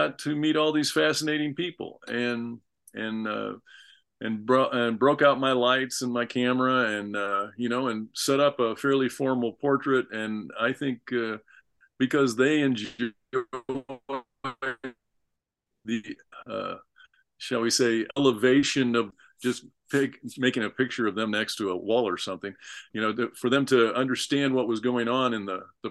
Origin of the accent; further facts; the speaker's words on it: Peoria, Illinois, United States; Illinois, I was born in Peoria, grew up in Peoria